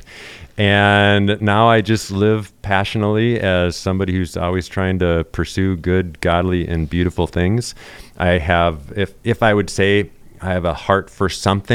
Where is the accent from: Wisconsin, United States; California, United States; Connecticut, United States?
Wisconsin, United States; accent: Wisconsin; I represent diversity with the Desert Voices crowd because I'm from Wisconsin